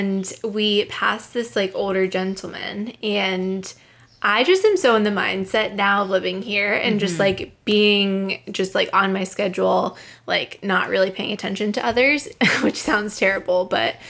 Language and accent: English; Pittsburgh, Pennsylvania, United States; moved away as an adult; now in Boston, United States; I'm from Pittsburgh, and I still have a group of close high school friends